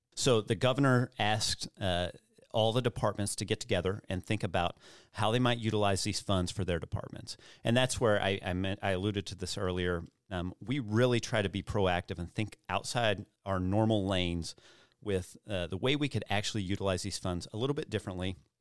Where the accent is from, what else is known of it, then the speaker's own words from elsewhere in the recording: Missouri Bootheel, United States; also born or lived in Cape Girardeau, Missouri; I grew up in the Boot Hill